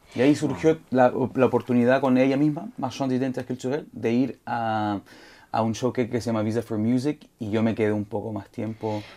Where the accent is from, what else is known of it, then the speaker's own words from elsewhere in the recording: Montreal, Quebec, Canada; also born or lived in Chile; entonces creciendo en eso, aquí en Montreal eh, fue lo, fue lo que uno creció en eso